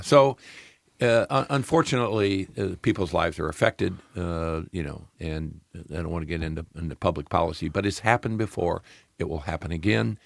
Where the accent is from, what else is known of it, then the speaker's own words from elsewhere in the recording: Peoria, Illinois, United States; moved away; also born or lived in Florida; I'm a Midwest boy. I, uh, actually was born in Peoria, Illinois